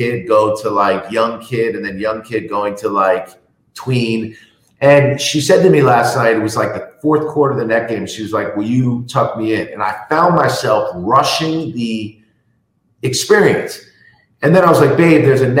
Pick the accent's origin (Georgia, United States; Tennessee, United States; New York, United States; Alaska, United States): New York, United States; New York City; I grew up in New York City in the 80s and 90s